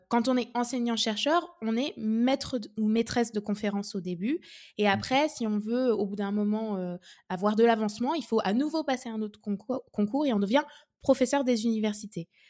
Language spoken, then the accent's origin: French; France; chez nous, en France